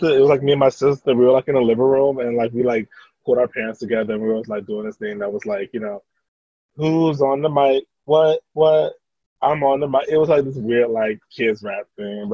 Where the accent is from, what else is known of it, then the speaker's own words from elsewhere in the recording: Tampa, Florida, United States; I'm from, like, Tampa, Florida